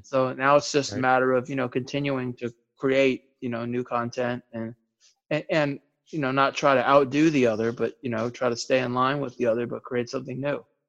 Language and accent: English; Maryland, United States; also born or lived in Bethesda, Maryland / New York / Texas / California; I was born in Bethesda, Maryland, mm-hmm. and then for a small period of time was in New York and Texas and California.